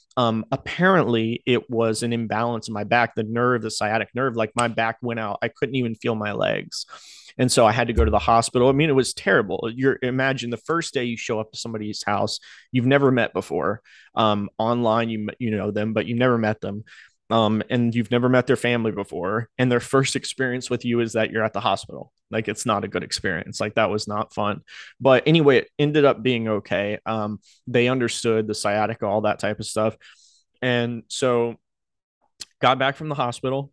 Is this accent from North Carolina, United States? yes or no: yes; Outer Banks, North Carolina, United States; moved away; I grew up in North Carolina on the Outer Banks.